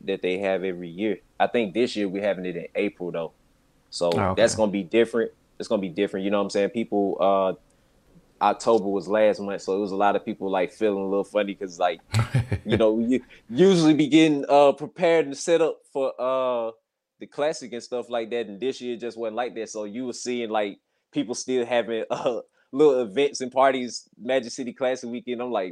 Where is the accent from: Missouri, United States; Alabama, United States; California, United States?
Alabama, United States; Birmingham; I'm from Birmingham, Alabama